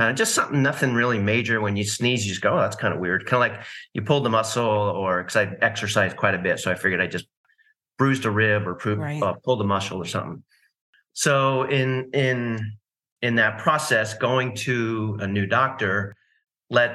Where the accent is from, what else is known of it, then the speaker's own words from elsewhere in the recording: East Coast, United States; also born or lived in California; now in Nashville, United States; I grew up on the East Coast